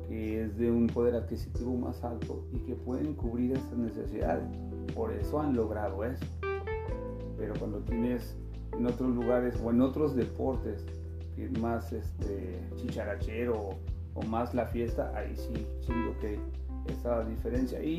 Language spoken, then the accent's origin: Spanish; Mexico City, Mexico; now in Mexicali, Mexico; a mí la verdad Mexicali me fascina, porque pues, digo, yo vengo de la Ciudad de México y allá sí hay más fiesta